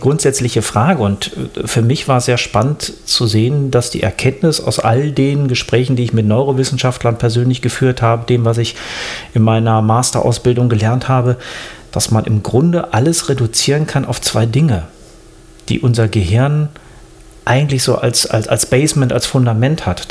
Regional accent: Germany; bei uns in Deutschland

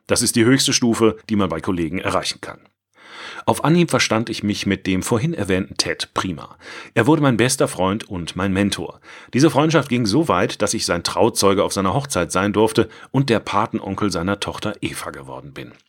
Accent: Altensteig, Baden-Württemberg, Germany; also born or lived in China; Am Rande erwähnt, ich bin in der Perle des Schwarzwaldes aufgewachsen. Gruß an die Leser vom schönen Altensteig.

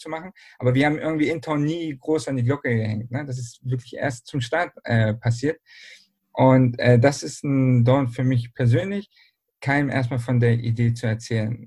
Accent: Berlin, Germany; now in Bielefeld, Germany; ich bin nämlich ursprünglich aus Berlin

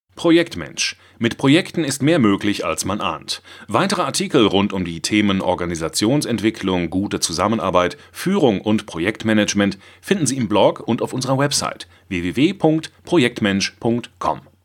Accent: Swabia, Germany; ich als Schwabe

